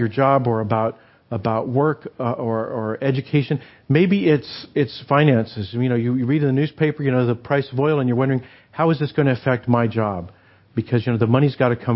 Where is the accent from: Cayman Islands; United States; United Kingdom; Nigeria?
United States; New Mexico; moved away; I grew up in New Mexico